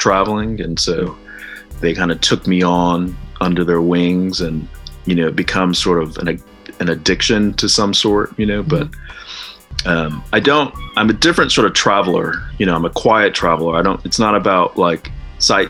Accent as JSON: {"language": "English", "town": "Fresno", "region": "California", "country": "United States", "moved": "yes", "said": "I'm from Fresno"}